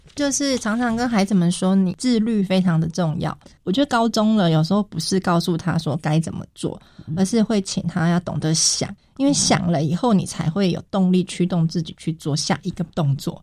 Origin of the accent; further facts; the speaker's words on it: Miaoli County, Taiwan; 毕业之后顺利地回到我的家乡工作